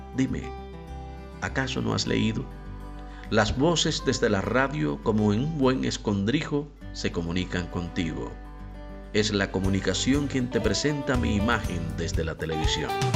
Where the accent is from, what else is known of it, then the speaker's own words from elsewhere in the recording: Cuba; soy el cubano de efecto C